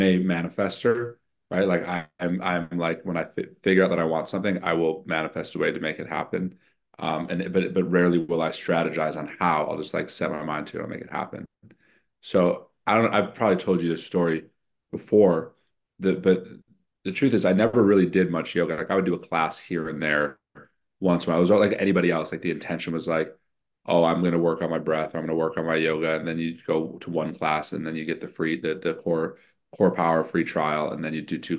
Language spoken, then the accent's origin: English; Chicago, Illinois, United States; I'm born and raised in Chicago